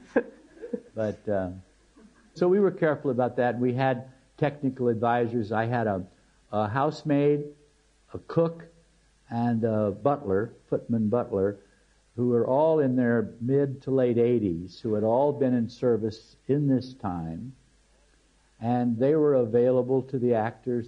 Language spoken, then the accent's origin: English; United States; as an American